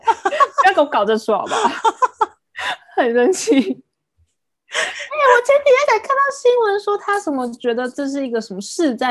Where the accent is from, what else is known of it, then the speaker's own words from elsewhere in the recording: Taiwan; 我们还是身为台湾人